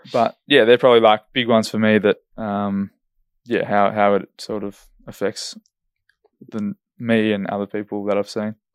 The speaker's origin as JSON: {"language": "English", "town": "Esperance", "region": "Western Australia", "country": "Australia", "moved": "yes", "lives_now": "Perth, Australia", "said": "I'm from Esperance and there's big fish down there"}